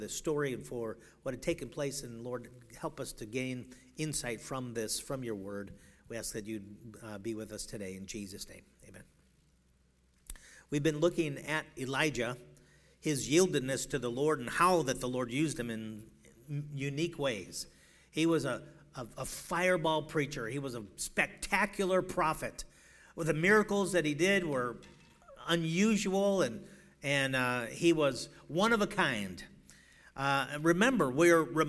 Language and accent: English; Chicago, Illinois, United States; now in Seattle, United States; I'm from Chicago. That's where I got to learn how to drive